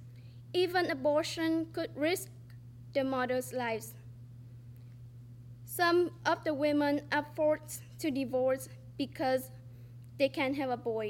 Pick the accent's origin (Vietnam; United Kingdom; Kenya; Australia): Vietnam; English is a second language; now in United States; I was born in Vietnam, a developing country